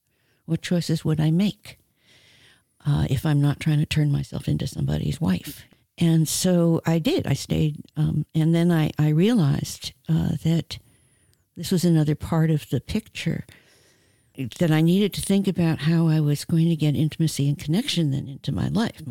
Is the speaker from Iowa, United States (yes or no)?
no; New York, United States; I came from New York. Maybe it was New Yorkism.